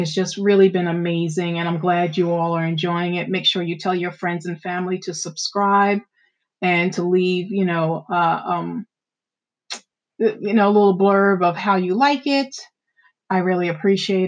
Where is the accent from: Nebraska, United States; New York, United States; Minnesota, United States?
New York, United States; Amityville; where I grew up in Amityville